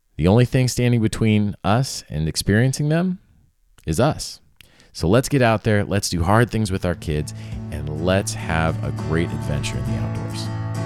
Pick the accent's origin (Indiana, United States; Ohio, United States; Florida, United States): Florida, United States; South; I grew up in South Florida, and I grew up in a little horse town that was really kinda on the edge of the Everglades.